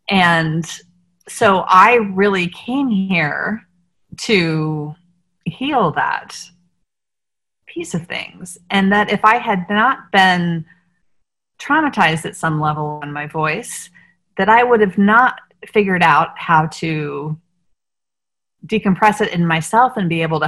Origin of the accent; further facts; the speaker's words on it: Washington, District of Columbia, United States; Like, because I grew up in the Washington, D.C. area, we sang at the Kennedy Center at Christmas time.